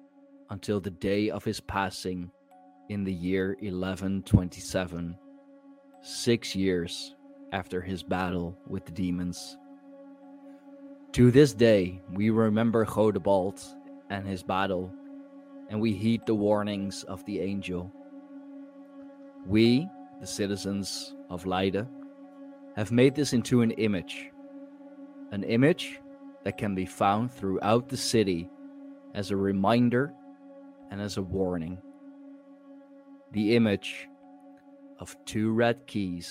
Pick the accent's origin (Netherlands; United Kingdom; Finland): Netherlands; Leiden, South Holland; my hometown, the town that I grew up in, that has made me who I am today